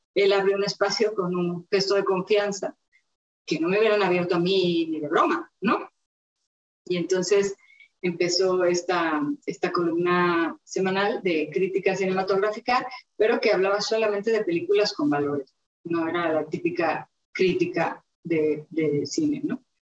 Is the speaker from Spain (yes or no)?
no; Mexico City, Mexico; yo nací en la Ciudad de México